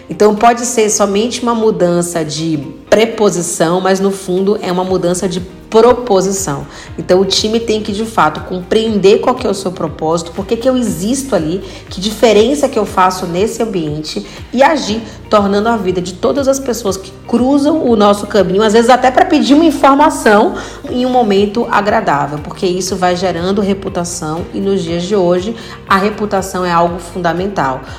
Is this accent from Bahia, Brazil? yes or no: yes; Bahia, Brazil; Painho, né? Eu sou baiana.